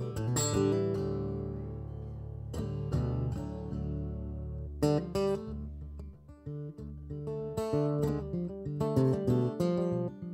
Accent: Montana, United States; moved away as an adult; now in Colorado, United States; I was born in Montana, raised there. I moved to Colorado about 10 minutes after I graduated from high school

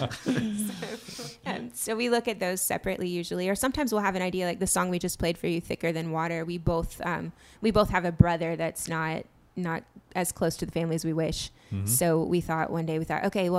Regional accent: Pensacola, Florida, United States; my husband and I grew up in Pensacola. We met when we were 14 at Booker T. Washington High School

